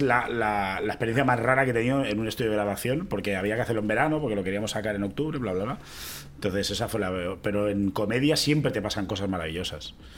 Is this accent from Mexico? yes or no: no; Catalonia, Spain; siendo rapero cómico catalán